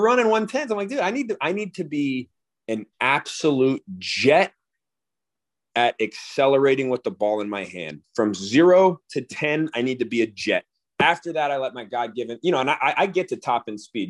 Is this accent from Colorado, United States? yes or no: yes; Colorado, United States; growing up in Colorado near the Air Force Base